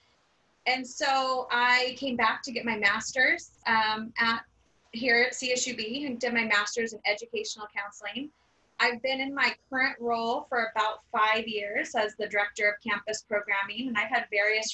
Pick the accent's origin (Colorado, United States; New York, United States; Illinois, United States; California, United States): California, United States; Bakersfield; I grew up in Bakersfield. I grew up on the east side of Bakersfield.